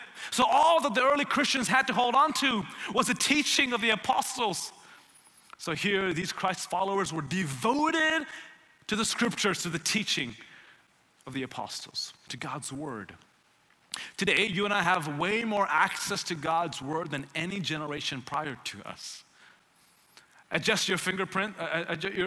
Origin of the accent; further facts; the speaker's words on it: India; also born or lived in Tennessee, United States / Houston, Texas, United States; now in Dallas, United States; I grew up in India